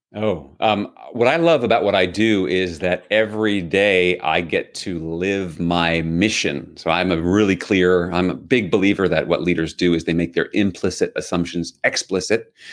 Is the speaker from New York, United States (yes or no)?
yes; New York City, New York, United States; I grew up in New York City.